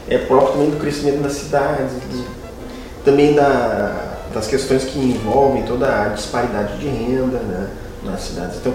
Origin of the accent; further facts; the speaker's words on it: Caxias do Sul, Rio Grande do Sul, Brazil; moved away as an adult; also born or lived in Torres / Guaíba / Gravataí / Porto Alegre; now in Dom Pedrito, Brazil; eu me criei em Caxias do Sul.